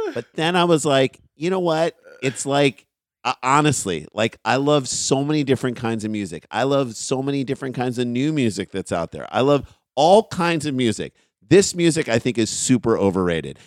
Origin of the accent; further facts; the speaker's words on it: St. Louis, Missouri, United States; we're from Saint Louis